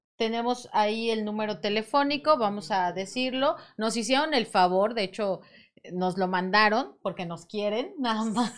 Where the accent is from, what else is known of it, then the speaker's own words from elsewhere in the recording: Mexico; como todo mexicano